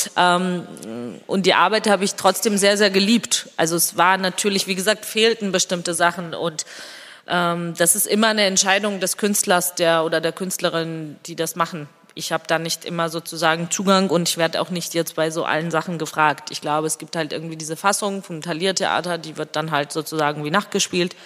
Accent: Georgia; first language Georgian; German is a second language; moved away; meine Muttersprache auch sehr sehr stark da und ich rede mit meinen Kindern zum Beispiel ausschließlich Georgisch

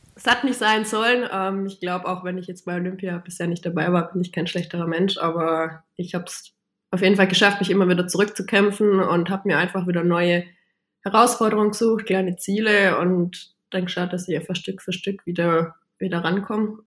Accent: Baiersbronn, Baden-Württemberg, Germany; moved away as an adult; now in Upper Bavaria, Germany; meine Heimat in Bayersbronn zu verlassen, aber nichtsdestotrotz bin ich trotzdem noch Bayersbronnerin

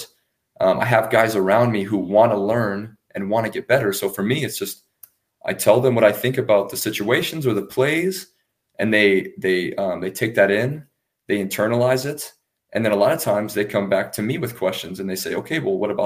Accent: United States; moved away; myself and Reese, the American imports on offense

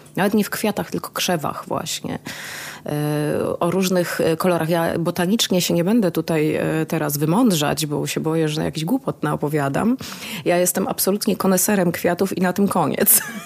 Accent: Kraków, Lesser Poland, Poland; also born or lived in Cieszyn; urodziłam się już w Krakowie

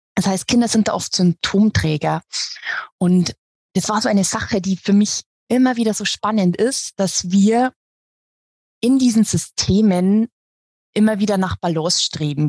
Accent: Regensburg, Bavaria, Germany; ich bin aus Regensburg, aus Bayern

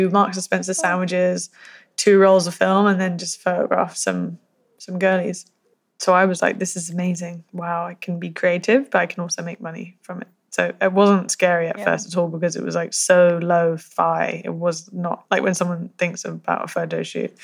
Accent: United Kingdom; I'm so British.

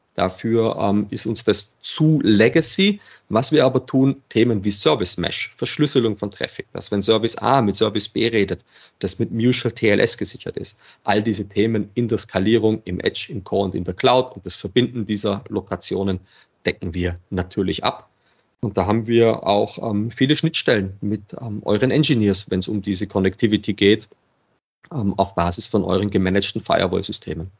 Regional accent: Regensburg, Bavaria, Germany; now in Vienna, Austria; Ich bin gebürtiger Regensburger

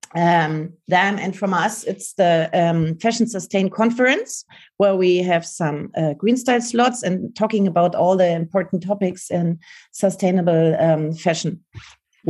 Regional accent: Munich, Bavaria, Germany; in Munich because this is my hometown

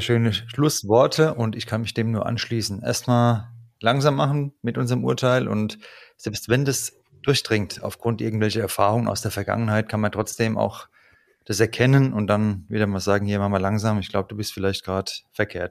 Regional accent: Frankfurt am Main, Hesse, Germany; das ist meine Heimat

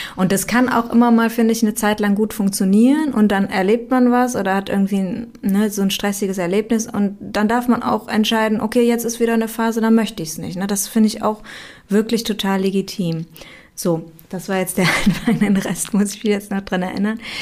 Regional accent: Aachen, North Rhine-Westphalia, Germany; ich komme aus Aachen

